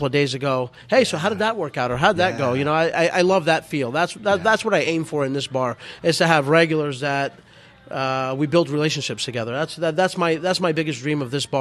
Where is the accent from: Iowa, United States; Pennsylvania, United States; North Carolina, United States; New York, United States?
New York, United States; moved away; I'm from New York